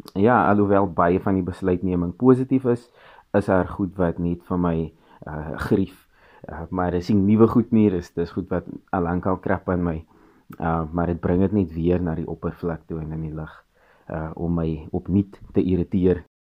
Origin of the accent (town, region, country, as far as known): South Africa; also born or lived in Cape Town